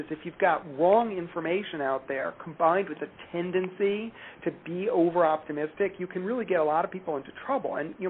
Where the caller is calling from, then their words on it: Cleveland, Ohio, United States; Cleveland, Ohio.